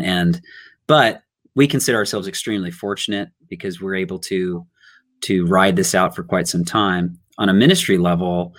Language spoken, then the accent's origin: English; Riverside, California, United States; moved away as an adult; also born or lived in Long Beach, California; now in Los Angeles, United States; And then I was raised in Riverside.